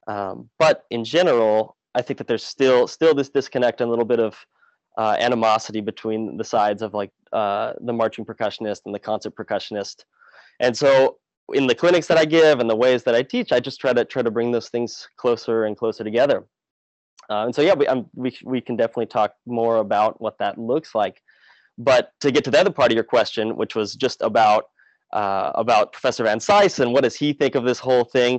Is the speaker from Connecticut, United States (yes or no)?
no; Oregon, United States; which is where I grew up on the West Coast at Oregon